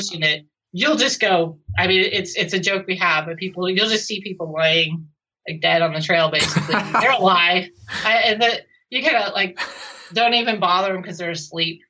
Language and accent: English; Pacific Northwest, United States; I come from the Pacific Northwest